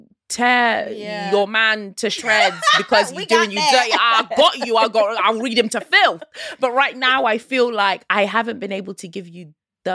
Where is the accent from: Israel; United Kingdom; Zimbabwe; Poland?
Zimbabwe; I am Southern African. Yeah, I'm from Zimbabwe.